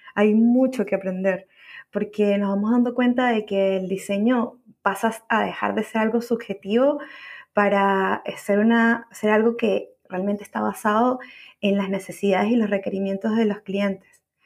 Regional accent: Caracas, Capital District, Venezuela; moved away as an adult; now in Santiago, Chile; soy, soy venezolana, nacida en Caracas, Venezuela, viviendo en Santiago de Chile ya hace más de seis años

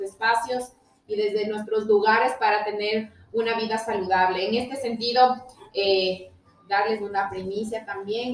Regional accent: Ambato, Tungurahua, Ecuador; somos el corazoncito del Ecuador, no solamente el jardín, somos la alacena del Ecuador

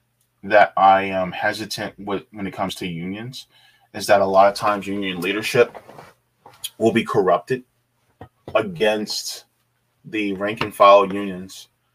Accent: New York, United States; I'm from New York State, the biggest union state in the country

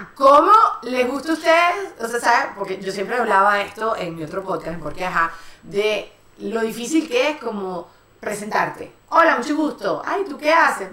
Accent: Venezuela; now in Spain; somos las tres venezolanas

